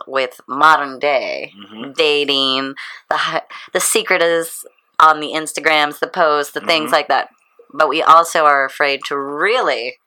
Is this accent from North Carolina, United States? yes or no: no; St. Louis, Missouri, United States; I was raised in the Catholic schooling, all the things, and believe you me, I broke away from that, even though it's St. Louis